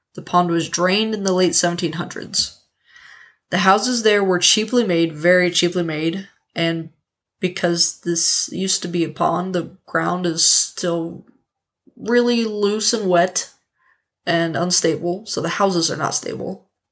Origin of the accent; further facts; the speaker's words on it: Leavenworth, Kansas, United States; Leavenworth, Kansas, my hometown